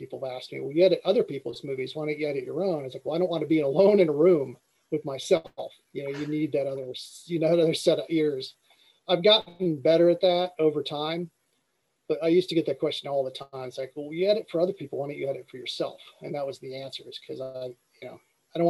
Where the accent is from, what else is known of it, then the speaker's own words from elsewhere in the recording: Ohio, United States; moved away; I came from Ohio originally